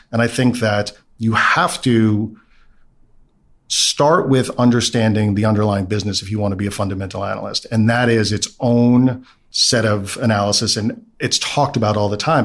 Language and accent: English; New York City, New York, United States; I grew up in Brooklyn, middle class background